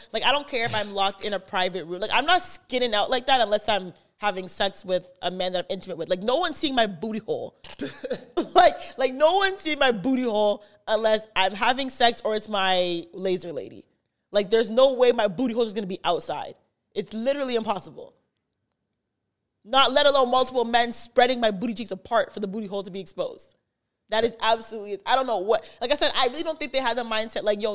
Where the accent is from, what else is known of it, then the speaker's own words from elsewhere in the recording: Canada; I'm from Canada